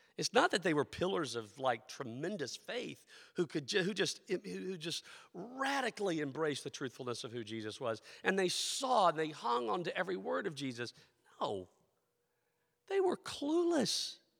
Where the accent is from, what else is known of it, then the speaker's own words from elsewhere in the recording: the southeastern United States, United States; moved away; also born or lived in Philadelphia; I am a, a person born in the southern, the southeastern part of the United States, that cultural experience that I grew up